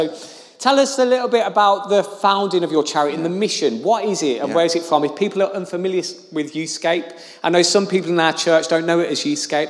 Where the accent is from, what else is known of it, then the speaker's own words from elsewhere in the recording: Birmingham, West Midlands, United Kingdom; now in Luton, United Kingdom; So I'm obviously not a Lutonian, I'm a Brummie by birth